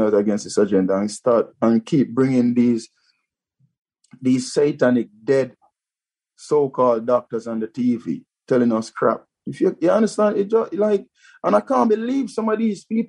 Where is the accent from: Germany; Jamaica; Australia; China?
Jamaica; now in United Kingdom; I'm a black man and I'm from Jamaica